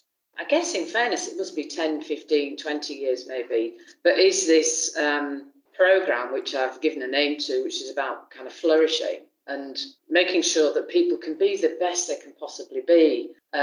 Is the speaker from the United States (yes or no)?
no; Haworth, Yorkshire and the Humber, United Kingdom; accent: Yorkshire; moved away; I was born in Haworth, which, yep, of course, the home of the Brontes, and really lived in the area around there all of my kind of childhood.